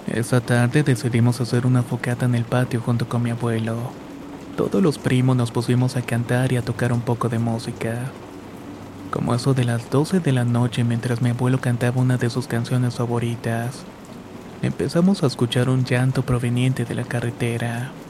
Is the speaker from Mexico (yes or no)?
no; Colombia; now in United States; cuando aún residía en mi país natal, Colombia.